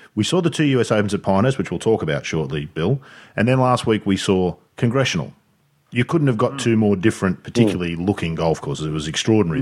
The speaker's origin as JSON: {"language": "English", "town": "Sydney", "region": "New South Wales", "country": "Australia", "tie": "born or raised there", "moved": "yes", "said": "growing up in Sydney"}